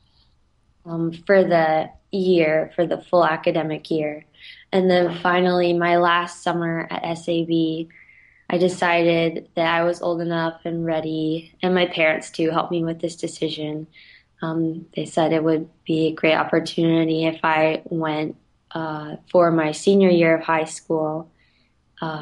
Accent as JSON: {"language": "English", "town": "Winston-Salem", "region": "North Carolina", "country": "United States", "tie": "born or raised there", "said": "It's in Winston-Salem, so right in my hometown"}